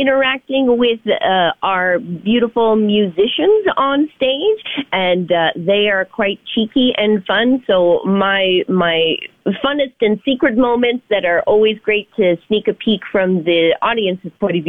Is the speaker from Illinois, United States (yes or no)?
no; California, United States; moved away; I'm from California originally, and we have a lot of different accents that kind of float around. Not as heavy as Texas